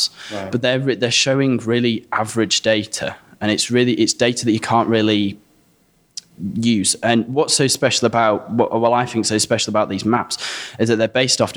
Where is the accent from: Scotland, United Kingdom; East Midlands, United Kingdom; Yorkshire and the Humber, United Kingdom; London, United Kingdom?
Yorkshire and the Humber, United Kingdom; Stocksbridge; my hometown of Stocksbridge